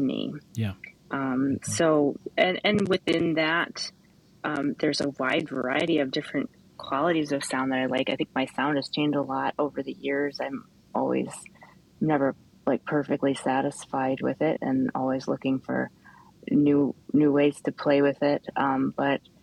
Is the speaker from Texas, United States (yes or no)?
no; Kalamazoo, Michigan, United States; Kalamazoo, which is Kalamazoo, Michigan, my hometown